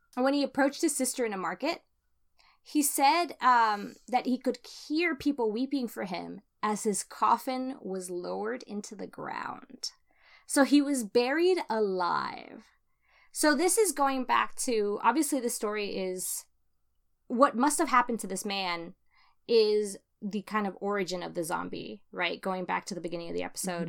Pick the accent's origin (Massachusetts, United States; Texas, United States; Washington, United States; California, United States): California, United States; as a Californian